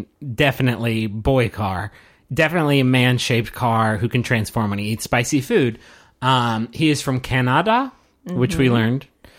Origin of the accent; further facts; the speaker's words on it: Texas, United States; Yeah, I'm from Texas. Cool. Us Texas people, like, we know